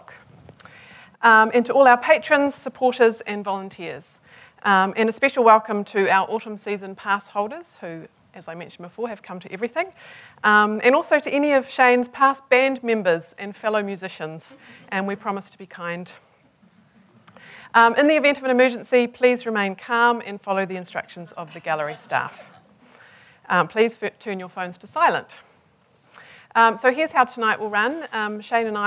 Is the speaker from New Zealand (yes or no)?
yes; Hamilton, Waikato, New Zealand; I was born in Hamilton.